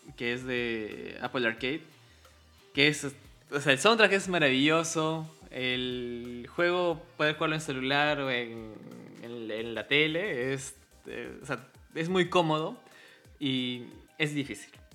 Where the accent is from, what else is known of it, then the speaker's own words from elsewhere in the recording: Cusco, Peru; somos cusqueños